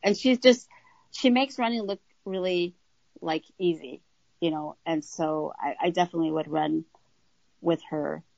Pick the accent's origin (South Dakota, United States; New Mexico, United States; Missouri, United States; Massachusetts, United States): New Mexico, United States; moved away as an adult; now in Minnesota, United States; I grew up in New Mexico